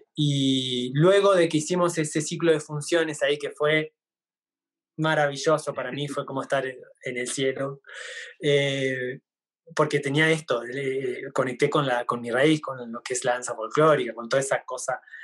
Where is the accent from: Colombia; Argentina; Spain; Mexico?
Argentina; más identidad como argentino, como es la, el tango, las danzas folclóricas nuestras